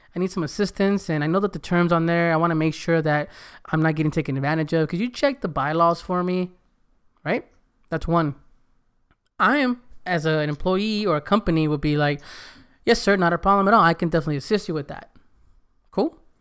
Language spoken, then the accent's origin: English; United States; first language Spanish; English is a second language; I better speak English perfect 'cause I was born here. I better speak Spanish perfect because my mom and dad spoke it. That was my first language